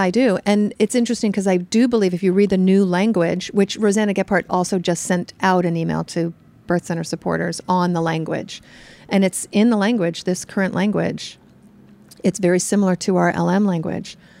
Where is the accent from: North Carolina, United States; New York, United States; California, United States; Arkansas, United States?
New York, United States; New York City; I'm from New York, so I'm used to, like, urban New York City crowded